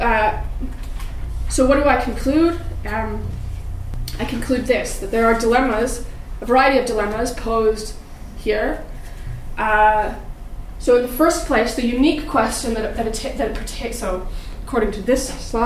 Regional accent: Canada; moved away as an adult; also born or lived in United Kingdom; as a Canadian

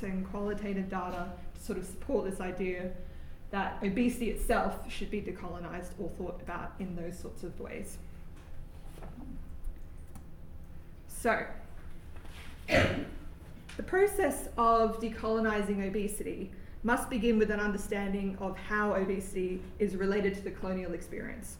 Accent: Australia; moved away as an adult; now in Oxford, United Kingdom; I'm an Indigenous Australian

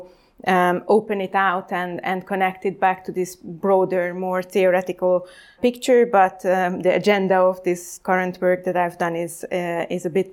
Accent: Hungary; I am from Hungary, so it's a neighboring country of Ukraine, and I grew up in exactly with this post-Cold War transformation

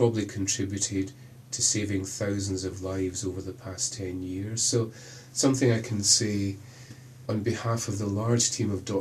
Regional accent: Glasgow, Scotland, United Kingdom; accent: Scottish; moved away as an adult; also born or lived in Birmingham; now in Oxford, United Kingdom; When I left Glasgow, clearly by accent I'm Scottish, when I left Glasgow to move to Birmingham, I've been in Oxford for 7-8 years

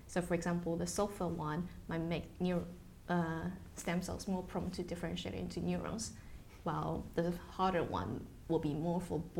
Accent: Taiwan; English is a second language; moved away as an adult; now in United Kingdom; Uh, in Taiwan. Mm-hmm. So I only come to the UK for my PhD. Mm-hmm. Um, yeah, in 2013.

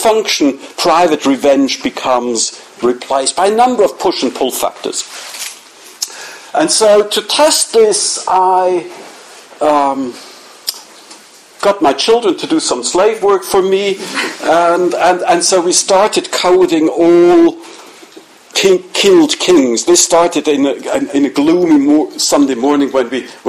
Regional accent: Zurich, Switzerland; I come from Zurich

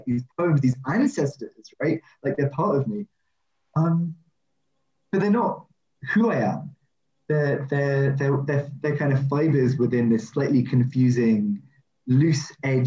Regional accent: London, United Kingdom; I grew up in Ealing

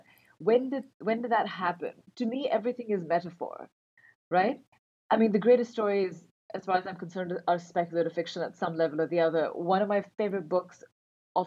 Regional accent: Karachi, Sindh, Pakistan; moved away as an adult; also born or lived in Montreal; I grew up in Karachi. I was born and raised there.

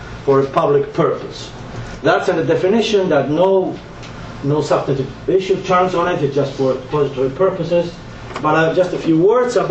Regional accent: Buenos Aires, Argentina; English is a second language; now in United States; I was born and raised in Buenos Aires, Argentina, where I've lived a lot for many years in the United States

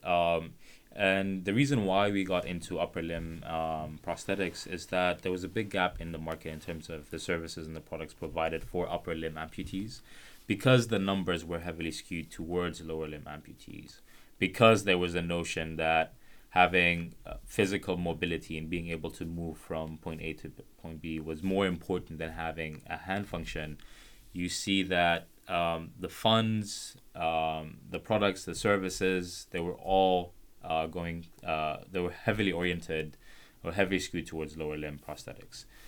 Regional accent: Khartoum, Sudan; I'm from Khartoum, which is the capital of Sudan

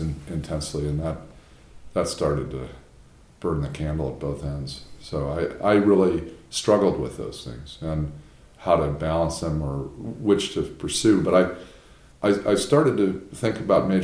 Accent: outside of Chicago, Illinois, United States; moved away as an adult; also born or lived in New Haven, Connecticut; now in Durham, United States; I grew up outside of Chicago in a suburban neighborhood

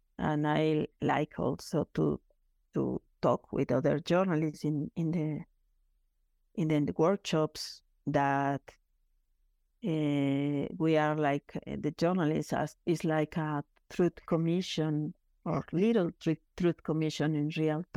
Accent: Chihuahua, Mexico; my hometown in Chihuahua, the border with Texas

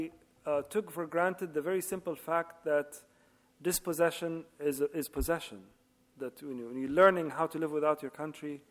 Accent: Libya; now in London, United Kingdom; I was always introduced as the British writer of Libyan origin, which is true. And then after the Arab Spring, I am Libyan writer living in London

